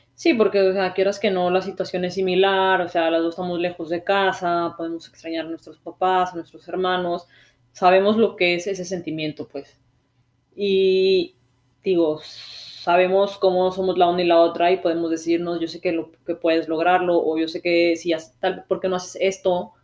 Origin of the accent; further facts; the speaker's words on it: Mexico; moved away as an adult; now in Canada; yo soy un mexicano que vive en Canadá